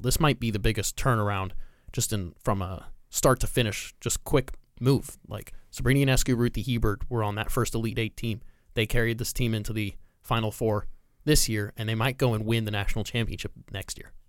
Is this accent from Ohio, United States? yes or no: no; Southern California, United States; I grew up in Southern California